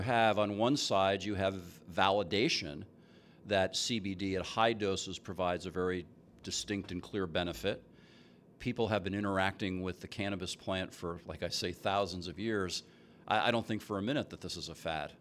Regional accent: New Jersey, United States; now in Seattle, United States; I'm from New Jersey. Grew up there

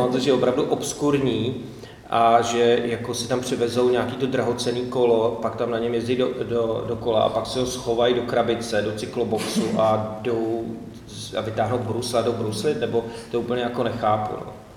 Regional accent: Česká Lípa, Liberec Region, Czechia; also born or lived in Modlany; já jsem se narodil v České Lípě

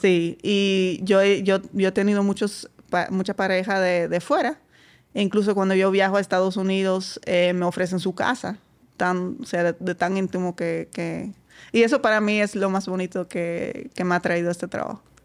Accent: Netherlands; Spanish is a second language; moved away as an adult; now in Dominican Republic; bastante lejos de mi pueblo. Eh, lejos en Holanda son dos horas.

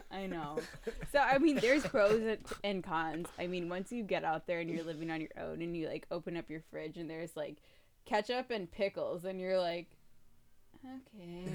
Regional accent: Milwaukee, Wisconsin, United States; moved away; we're both from the Milwaukee area originally

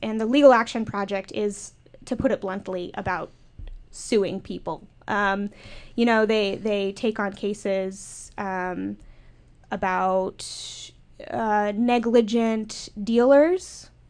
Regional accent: Minnesota, United States; I'm from Minnesota, a big hunting state

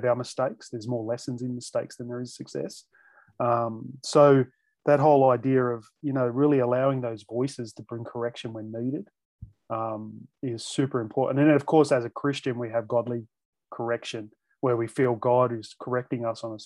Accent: Australia; as an Aussie

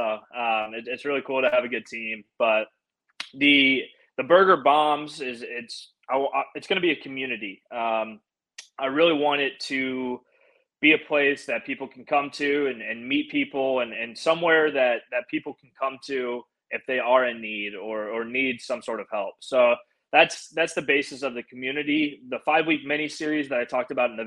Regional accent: St. Louis, Missouri, United States; now in Nashville, United States; I grew up in St. Louis

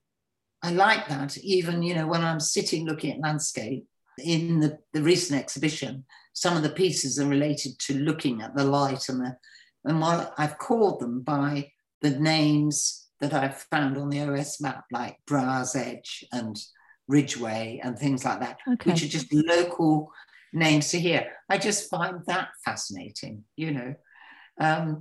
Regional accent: Gloucestershire, South West England, United Kingdom; also born or lived in Kent; now in Shropshire, United Kingdom; when I grew up, the house I was born in Gloucestershire was built in 1250

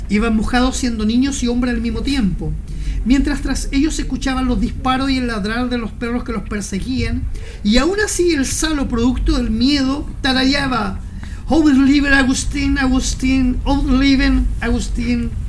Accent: Talca, Maule, Chile; vuelvo a Talca, porque Talca es mi ciudad natal, digamos, es, mi trueno querido. Pero yo he hecho muy poca residencia en Talca.

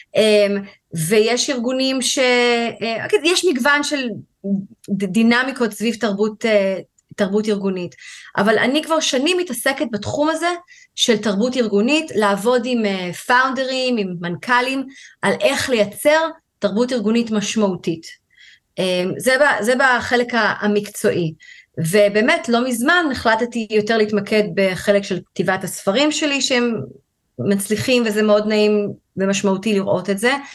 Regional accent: Tel Aviv, Tel Aviv District, Israel; moved away as an adult; now in England, United Kingdom; אני אה, גדלתי בישראל, בתל אביב

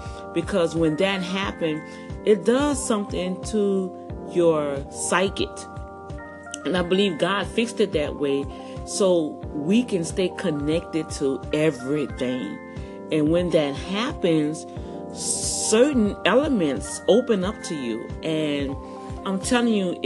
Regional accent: New Orleans, Louisiana, United States; moved away; growing up in Algiers and New Orleans

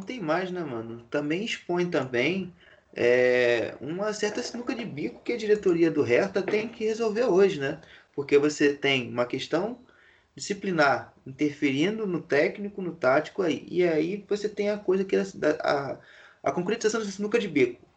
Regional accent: Brazil; nós brasileiros

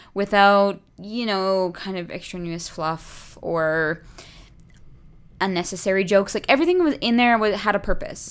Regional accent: Calgary, Alberta, Canada; moved away; growing up in Calgary

